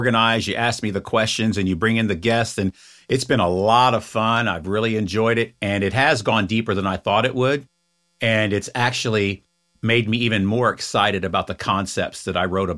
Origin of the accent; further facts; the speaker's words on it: Florida, United States; I do. I was born and raised in Florida. I love it.